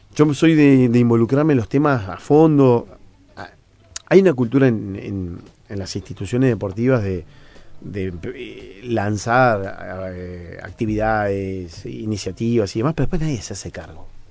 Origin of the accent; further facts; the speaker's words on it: Uruguay; como periodista uruguayo